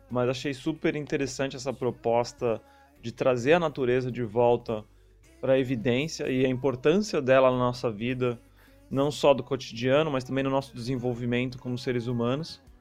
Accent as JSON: {"language": "Portuguese", "region": "São Paulo", "country": "Brazil", "said": "ainda mais para mim que vim de São Paulo, é uma cidade gigantesca e você pode andar quilômetros e quilômetros sem ver nenhum, nenhum ponto de natureza no meio do caminho."}